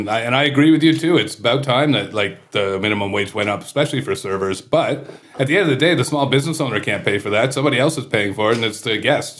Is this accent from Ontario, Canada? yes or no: yes; Kingston, Ontario, Canada; moved away; I'm from Kingston originally.